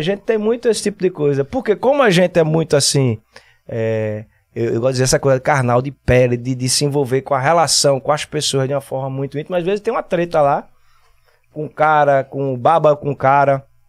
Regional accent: Recife, Pernambuco, Brazil; Casa Amarela, aqui mesmo, pé do Morro da Conceição

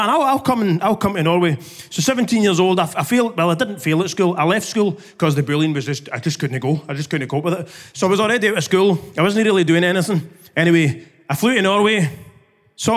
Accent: Glasgow, Scotland, United Kingdom; I grew up in the East End of Glasgow. You might be able to tell by my accent

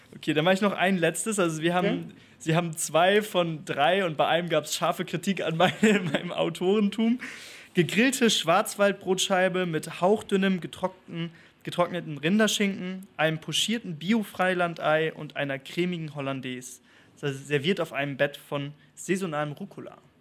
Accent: Northern Germany, Germany; moved away; also born or lived in Spain; Ich komme aus Norddeutschland

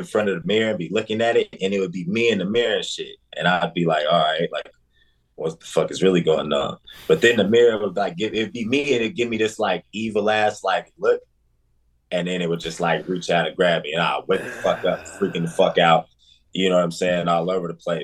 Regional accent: Denver, Colorado, United States; now in Des Moines, United States; born and raised in Denver, Colorado, currently based in Des Moines, Iowa.

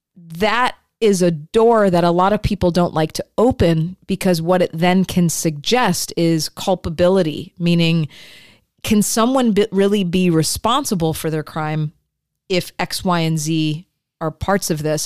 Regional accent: Midwest, United States; I grew up in the Midwest and the falls and the apple orchards.

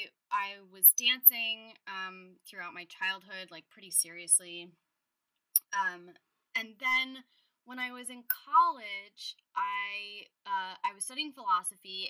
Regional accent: Los Angeles, California, United States; moved away as an adult; also born or lived in New York; I'm from Los Angeles, and I spent 10 plus years in New York. And then when I moved back to LA in 2018

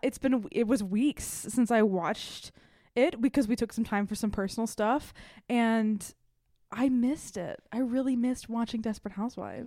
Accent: the South, United States; I grew up in the South

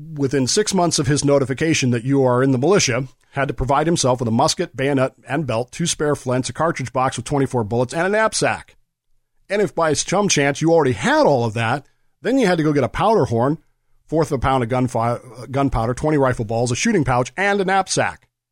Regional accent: United States; I'm a historian, I'm an American

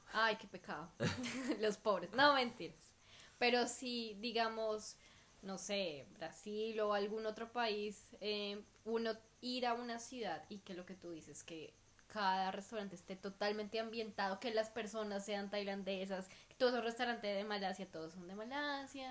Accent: Bogotá, Colombia; now in Perth, Australia; nosotros rolos

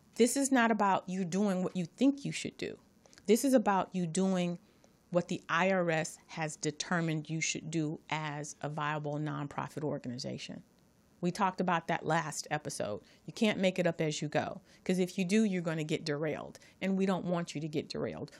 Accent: Los Angeles, California, United States; I'm from Watts

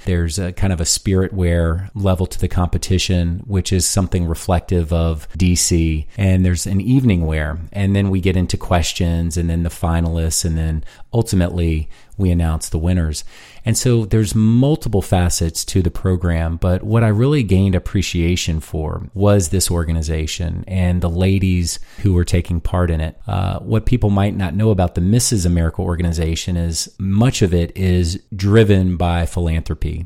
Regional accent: Fredericksburg, Virginia, United States; also born or lived in Washington, D.C. / Harrisonburg, Virginia; I was born in D C forty-some odd years ago. I grew up in Fredericksburg, Virginia, an hour south of Washington, D C.

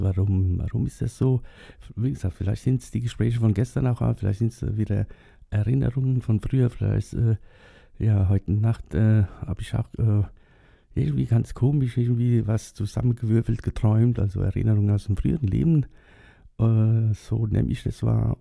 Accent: Germany; die sind nach Deutschland ausgewandert. 1962 und da war ich zwei Jahre alt

